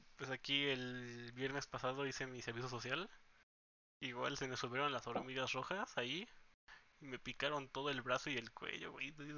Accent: Oaxaca, Mexico; now in Guadalajara, Mexico; estuvimos todo el tiempo en Oaxaca y ahí crecimos

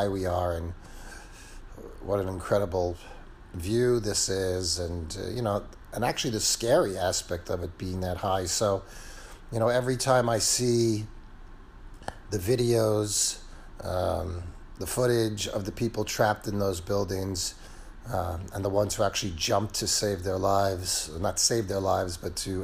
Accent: New York City, New York, United States; moved away as an adult; I'm originally from New York City. I haven't lived there for about 16 years now

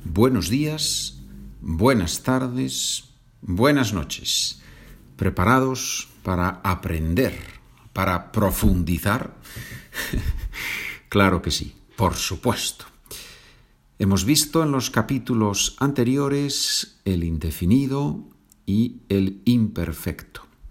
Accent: Asturias, Spain; Asturias es la región en el norte de España donde, donde yo nací

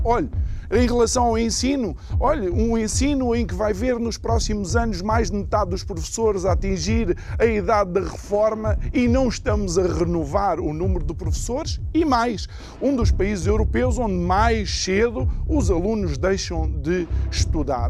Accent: Angola; now in Portugal; eu sou angolano, filho de uma portuguesa, filho de um angolano malangino

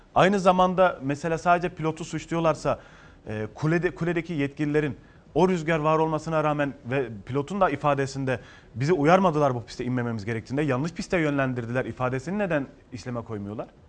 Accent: Ceyhan, Adana, Turkey; now in Istanbul, Turkey; Adana Ceyhanlıyım ben

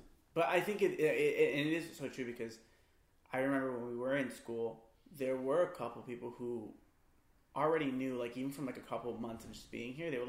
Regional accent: Los Angeles, California, United States; I was born and raised in Los Angeles

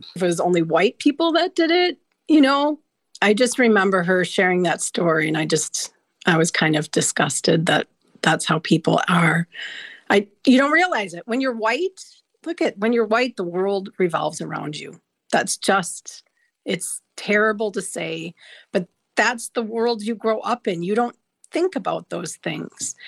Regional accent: just north of Milwaukee, Wisconsin, United States; So I grew up just north of Milwaukee, the city of Milwaukee, in an area that was rural

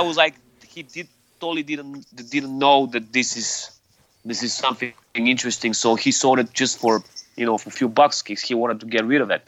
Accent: Sofia, Sofia City, Bulgaria; I was born and raised in in Sofia, mm-hmm. the capital of Bulgaria.

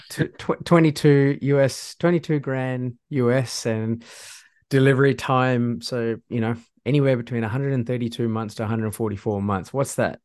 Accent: Singapore; moved away; I'm originally from Singapore

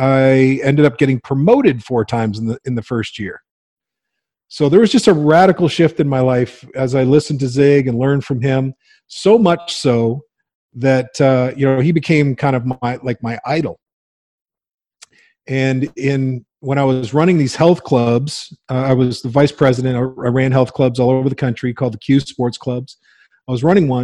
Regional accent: Windsor, Ontario, Canada; I grew up in Windsor, Ontario

